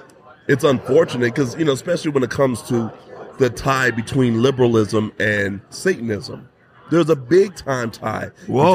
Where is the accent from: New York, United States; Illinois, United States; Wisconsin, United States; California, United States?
California, United States; Southern; moved away as an adult; I was born in Southern California, ran around in Southern California all my life until 2021, came here with Turning Point USA.